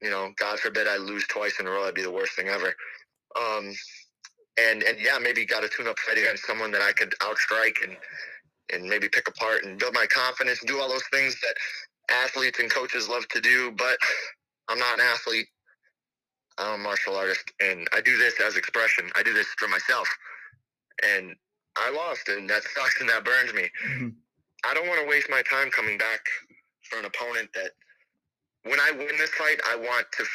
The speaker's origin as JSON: {"language": "English", "town": "Harvey", "region": "Illinois", "country": "United States", "tie": "born or raised there", "said": "I grew up in Harvey"}